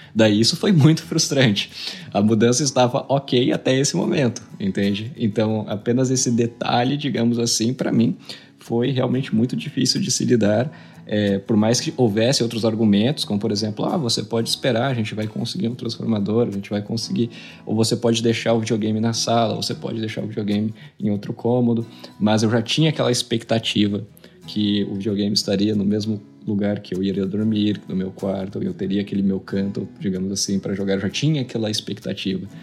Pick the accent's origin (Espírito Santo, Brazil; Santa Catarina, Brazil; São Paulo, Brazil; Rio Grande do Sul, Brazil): São Paulo, Brazil; Palmital; eu nasci né, em São Paulo, capital, e em 2000 eu me mudei para uma cidade pequena do interior do estado de São Paulo